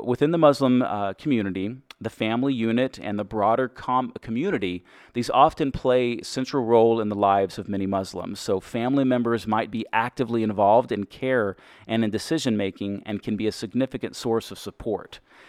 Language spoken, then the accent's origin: English; Texas, United States; accent: Texas; I am from Texas. I've worked very hard to get rid of my Texas accent.